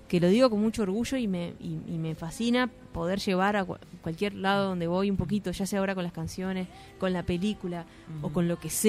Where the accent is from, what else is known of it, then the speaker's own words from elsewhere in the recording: Rocha, Uruguay; moved away; No, no te olvides que yo soy de Rocha